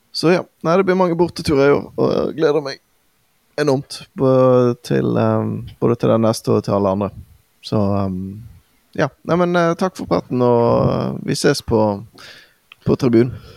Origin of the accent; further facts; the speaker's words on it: Bergen, Vestland, Norway; vi har jo våre egenheter i, som, som bergensere